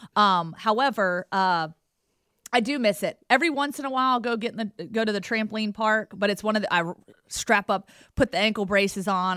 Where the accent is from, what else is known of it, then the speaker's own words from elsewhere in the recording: Roanoke, Virginia, United States; moved away as an adult; also born or lived in Giles County, Virginia; now in Alabama, United States; I grew up in Roanoke, moved to Giles.